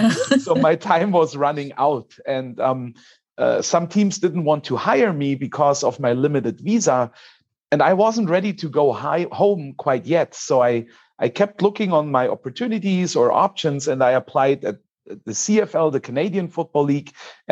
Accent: Germany; So I go even a step back more, because I'm from Germany.

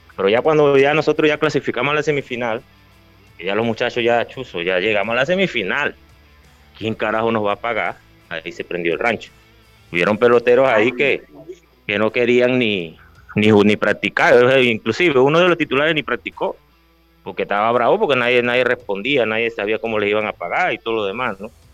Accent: Los Santos, Panama; esa es la provincia donde yo, donde yo nací, donde yo jugué, la que me dio mi nombre

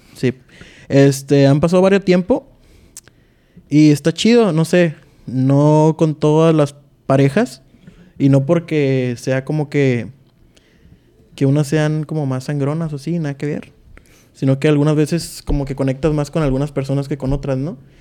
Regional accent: Tijuana, Baja California, Mexico; soy de Tijuana, Baja California.

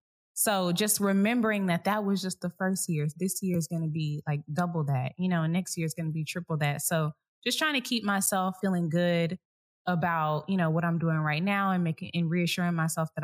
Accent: Dallas, Texas, United States; moved away; I'm from Dallas

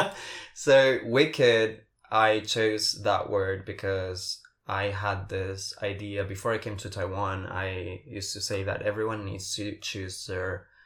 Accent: Paraguay; English is a second language; moved away; So for people who do not know, I'm from Paraguay. I do not. I may not sound like it, but I am. And I have this group of friends that we are all from Paraguay.

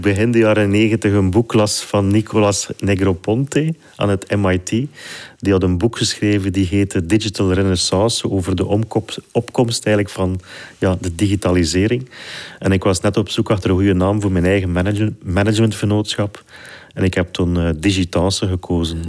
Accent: Flanders, Belgium; ik ben geboren en getogen in Vlaanderen

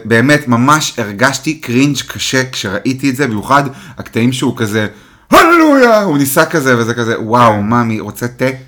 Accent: the Krayot, Haifa District, Israel; אני גדלתי בקריות

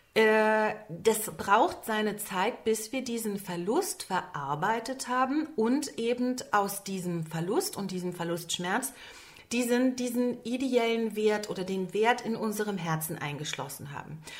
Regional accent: Berlin, Germany; seit an Beginn meiner Tage sitze ich in Berlin

